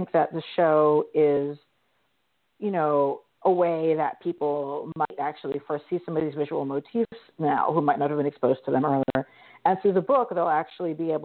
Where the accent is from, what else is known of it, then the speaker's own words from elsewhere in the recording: Mid-Atlantic, United States; I grew up in the Mid-Atlantic region, and we did a lot of history-focused regional tourism as a kid